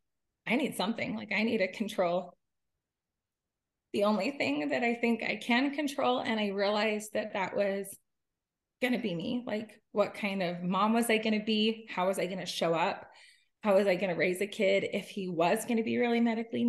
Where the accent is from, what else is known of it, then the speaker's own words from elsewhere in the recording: Utah, United States; I am from Utah